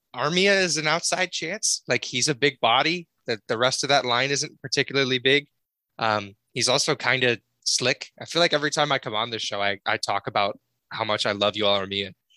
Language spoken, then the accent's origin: English; Connecticut, United States; I'm from Connecticut